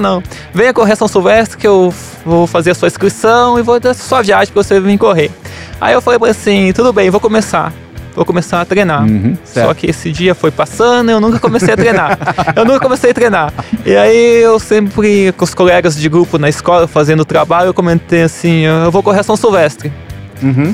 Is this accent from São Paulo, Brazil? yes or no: yes; Apiaí, São Paulo, Brazil; moved away; eu sou de Apiaí